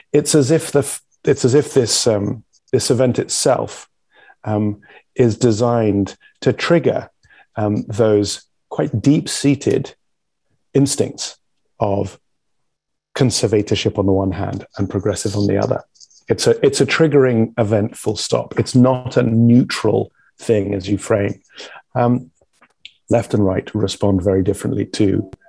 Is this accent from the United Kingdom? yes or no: yes; England, United Kingdom; I'm a Brit, the people that you guys escaped from